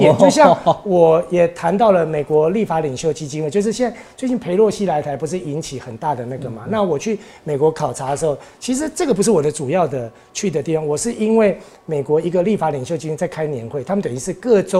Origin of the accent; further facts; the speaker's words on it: Keelung, Keelung City, Taiwan; 对啊，我是基隆的，对。